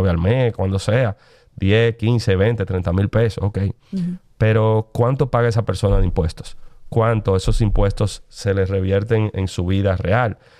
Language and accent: Spanish; Dominican Republic; tenemos como dominicanos